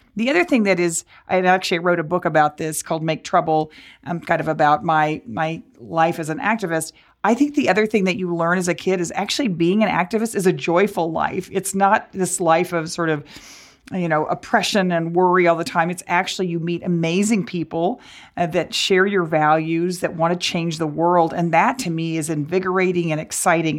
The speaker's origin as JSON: {"language": "English", "town": "Dallas", "region": "Texas", "country": "United States", "tie": "born or raised there", "said": "growing up in Dallas"}